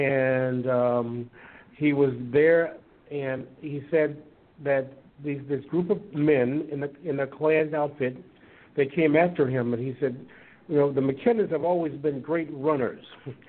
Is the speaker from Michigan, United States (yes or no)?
yes; Detroit, Michigan, United States; born or raised there; also born or lived in Montgomery, Alabama